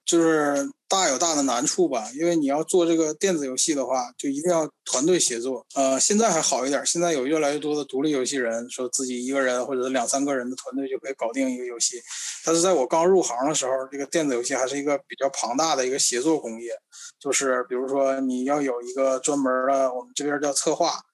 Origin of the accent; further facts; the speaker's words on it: Northeast China, China; 我小的时候，我们东北这边儿非常流行的一种叫做布告棋、布告牌